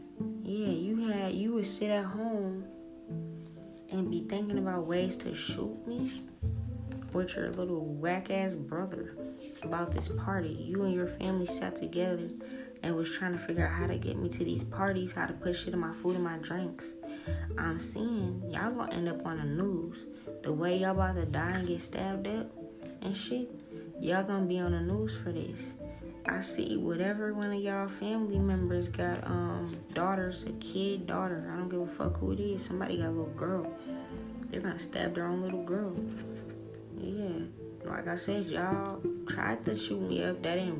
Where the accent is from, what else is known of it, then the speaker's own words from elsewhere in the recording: New Orleans, Louisiana, United States; You're from Cali and I'm from New Orleans, bitch.